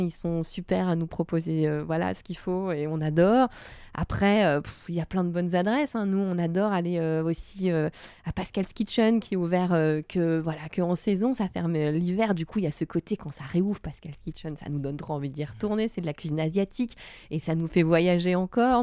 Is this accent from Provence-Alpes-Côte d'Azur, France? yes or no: yes; Var, Provence-Alpes-Côte d'Azur, France; moved away as an adult; also born or lived in Paris; now in Marseille, France; j'ai grandi dans le Var